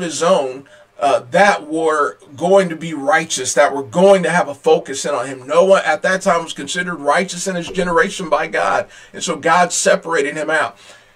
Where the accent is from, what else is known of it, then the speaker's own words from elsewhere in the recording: United States; I'm very American